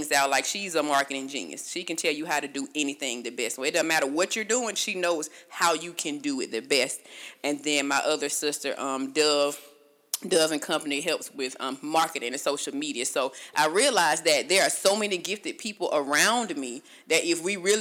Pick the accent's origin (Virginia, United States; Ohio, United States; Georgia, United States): Georgia, United States; Augusta; now in Conyers, United States; I'm from Augusta, but I live in Conyers